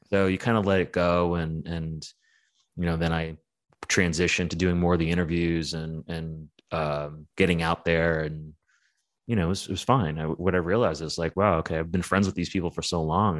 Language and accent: English; New York, United States; growing up in New York was really, really rough